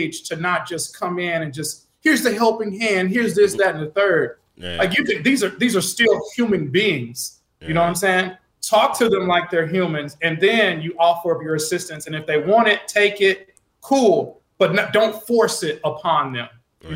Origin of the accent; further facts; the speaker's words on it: Alexandria, Louisiana, United States; moved away as an adult; also born or lived in Arizona; growing up in Louisiana